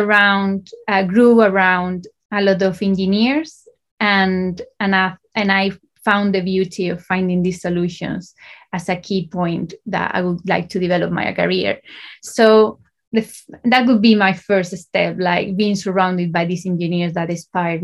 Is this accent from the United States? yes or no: no; Spain; moved away as an adult; also born or lived in Valencia, Spain; I started in Spain. I'm from Spain, so I did my A-levels in Spain